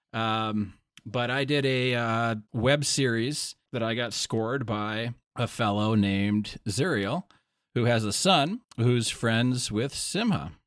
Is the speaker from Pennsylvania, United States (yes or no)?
no; Wisconsin, United States; also born or lived in Oklahoma; I'm from Wisconsin